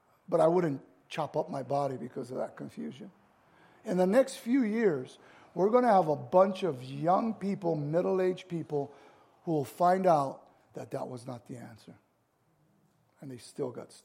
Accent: United States; I'm an American

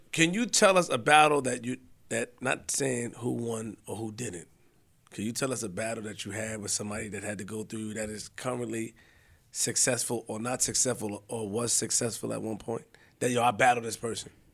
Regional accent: New York City, New York, United States; I'm from New York

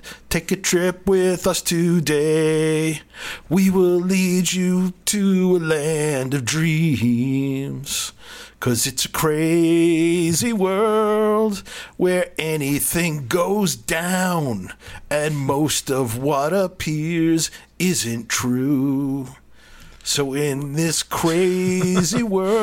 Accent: New York City, New York, United States; I'm from Flatbush

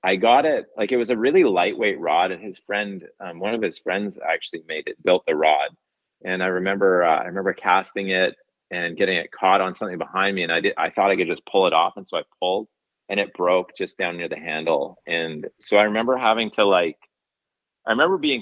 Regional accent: Cranbrook, British Columbia, Canada; also born or lived in Golden, British Columbia; now in Vancouver Island, Canada; I was born in Golden and then raised in Cranbrook, British Columbia

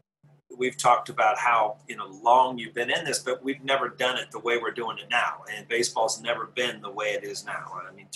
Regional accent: Columbus, Ohio, United States; I grew up in Columbus, Ohio

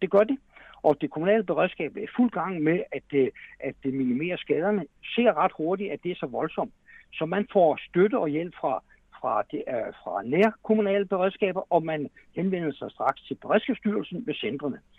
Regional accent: Denmark; der har vi altså grund til som danskere at være super stolte

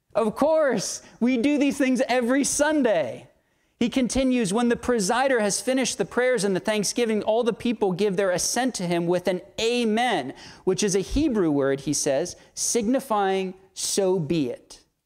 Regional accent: Southern United States, United States; Southern American Christians living in a largely Baptistic context

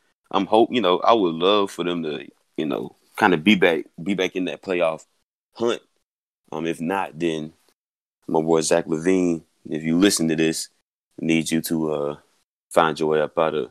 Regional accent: Atlanta, Georgia, United States; y'all know I'm from Atlanta.

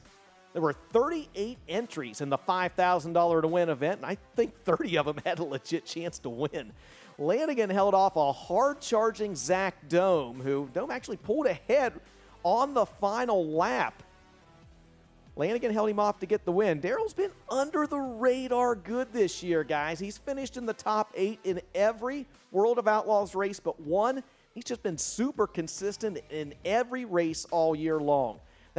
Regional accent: Ohio, United States; moved away; my home state of Ohio

